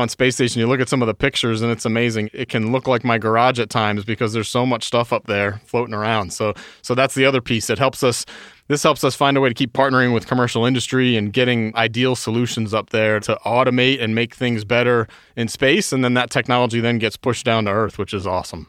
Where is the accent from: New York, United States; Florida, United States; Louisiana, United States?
New York, United States; I was born and raised in New York, about an hour north of the city.